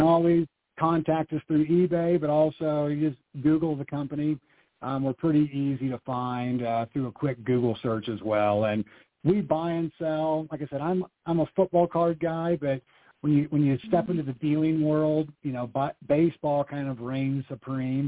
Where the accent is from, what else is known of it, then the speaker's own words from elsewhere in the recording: Iowa, United States; growing up in Iowa